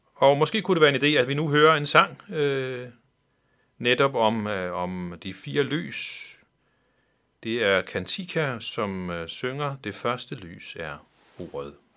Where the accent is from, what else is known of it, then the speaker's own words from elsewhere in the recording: Faroe Islands; kommer jeg fra Færøerne